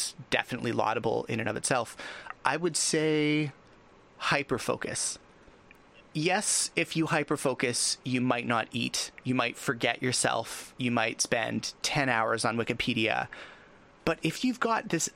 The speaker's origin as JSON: {"language": "English", "country": "Canada", "said": "I'm Canadian"}